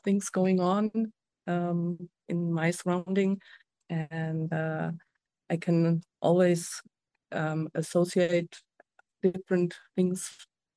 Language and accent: English; a small town next to Stuttgart, Baden-Württemberg, Germany; I'm coming from Germany, from in small town next to Stuttgart